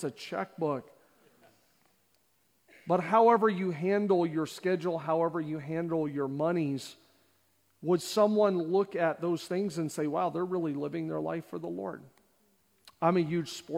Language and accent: English; Canada; born and raised in Canada.